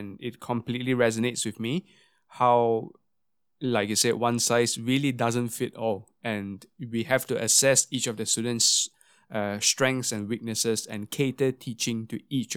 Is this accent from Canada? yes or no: no; Singapore; growing up in Singapore as a brass player